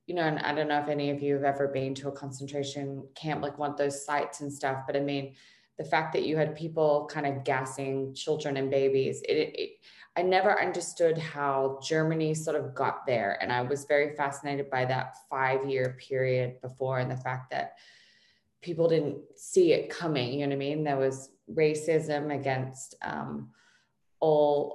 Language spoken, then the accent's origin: English; Australia; now in Los Angeles, United States; growing up in Australia